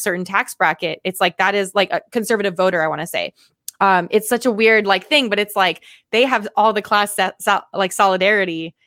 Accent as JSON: {"language": "English", "country": "Guam", "tie": "born or raised there", "also_born_or_lived": "Florida", "moved": "yes", "lives_now": "Atlanta, United States", "said": "growing up on Guam"}